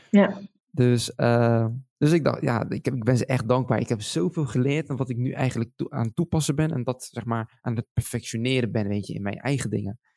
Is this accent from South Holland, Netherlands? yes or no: yes; Schiedam, South Holland, Netherlands; born there; Ik woonde toen destijds in Schiedam. en ja en tuurlijk, Schiedam is voor mij gewoon, dat is mijn geboortestad.